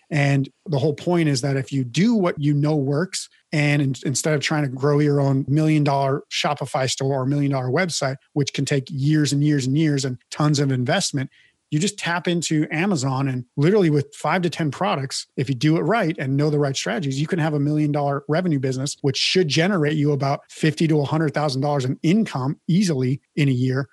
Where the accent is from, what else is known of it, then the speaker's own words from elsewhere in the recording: Midwest, United States; I grew up in the Midwest as well and know about ranching and cattle and livestock